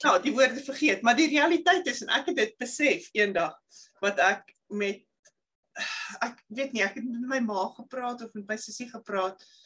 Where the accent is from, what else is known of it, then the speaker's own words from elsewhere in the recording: South Africa; moved away; ek is van Suid-Afrika